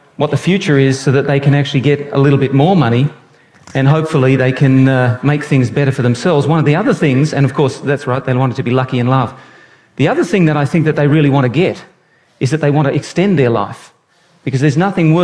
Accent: Brisbane, Queensland, Australia; moved away; also born or lived in New South Wales; I was born in Brisbane

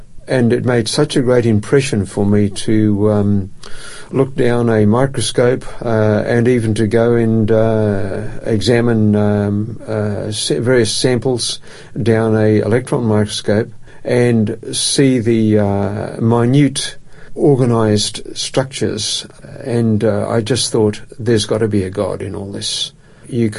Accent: Perth, Western Australia, Australia; moved away as an adult; also born or lived in Melbourne; now in Adelaide, Australia; I grew up in Perth, and Perth is my home. A suburb called Kenwick was the last place I lived in Perth

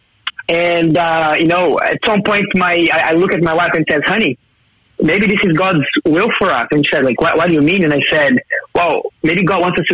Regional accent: Brazil; now in Newcastle; I'm originally from Brazil

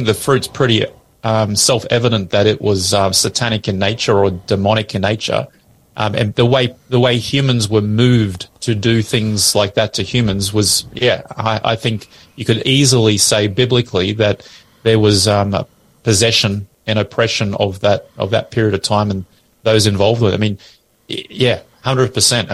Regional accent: Australia; we're Australian as our nation

